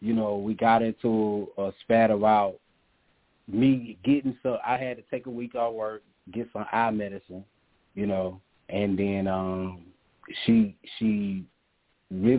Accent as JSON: {"language": "English", "region": "the South", "country": "United States", "said": "I'm from the South"}